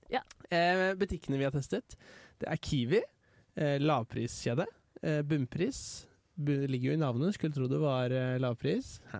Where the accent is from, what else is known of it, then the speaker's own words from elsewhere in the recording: Jeløya, Østfold, Norway; Jeg kommer fra Jeløya.